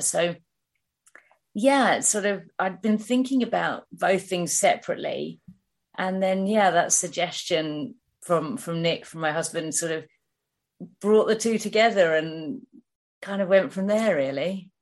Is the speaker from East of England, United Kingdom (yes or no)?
yes; Hertfordshire, East of England, United Kingdom; moved away; I'm from Hertfordshire originally